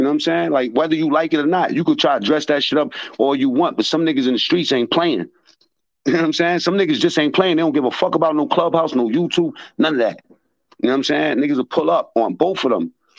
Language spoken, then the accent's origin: English; New York City, New York, United States; I'm from Harlem.